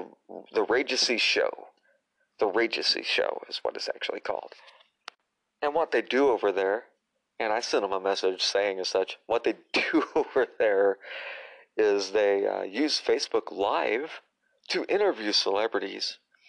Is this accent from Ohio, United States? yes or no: no; Tennessee, United States; born or raised there; also born or lived in Illinois / Indiana